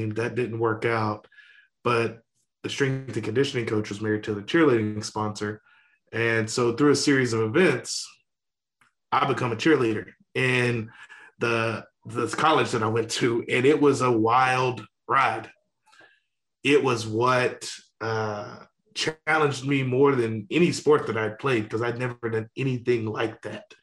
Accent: Louisiana, United States; Uh, yeah, so I grew up in Louisiana.

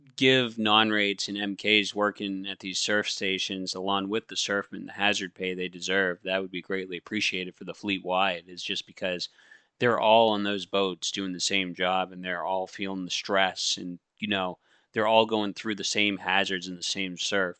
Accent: Maine, United States; I come from Maine

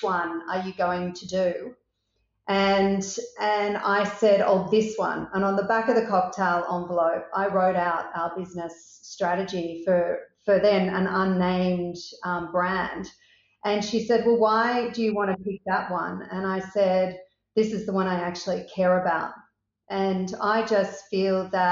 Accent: Australia; also born or lived in Sydney; So I am an Australian. I live in Sydney, and I've always lived in Australia

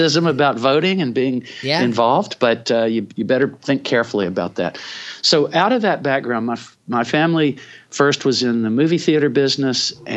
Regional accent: Chattanooga, Tennessee, United States; I grew up in Chattanooga, Tennessee

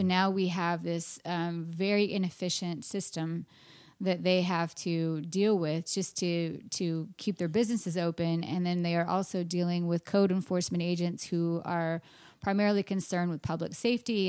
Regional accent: Austin, Texas, United States; my hometown

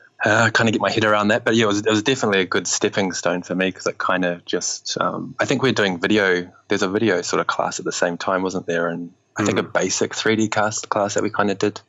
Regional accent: New Zealand; moved away as an adult; also born or lived in Australia; now in London, United Kingdom; I'm from New Zealand, so studied in, like we were saying before, studied in New Zealand

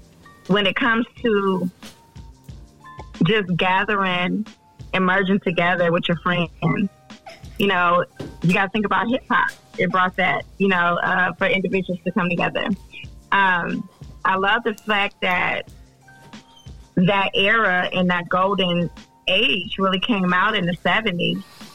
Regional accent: Detroit, Michigan, United States; also born or lived in California; And, you know, I grew up, I'm from Detroit, but I grew up in Cali, too. Okay. So I was exposed to all of that.

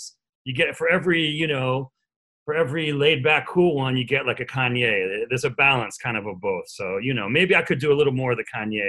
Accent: Philadelphia, Pennsylvania, United States; moved away as an adult; also born or lived in Cambridge, Massachusetts / New York / Las Vegas; I'm from Philadelphia. That's my hometown.

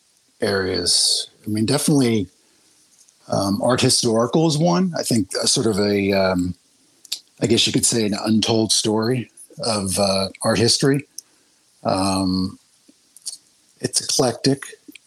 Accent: Monmouth County, New Jersey, United States; I grew up in Monmouth County.

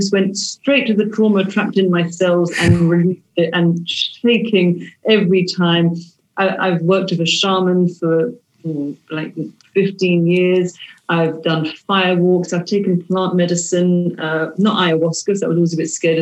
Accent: United Kingdom; we're British

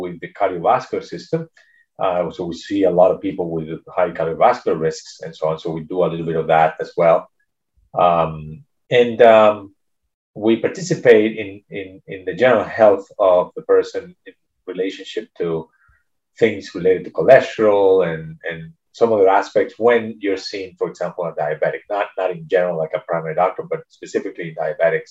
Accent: Venezuela; moved away as an adult; now in United States; I was born in Venezuela, and I did my medical school there. And then I moved to the United States

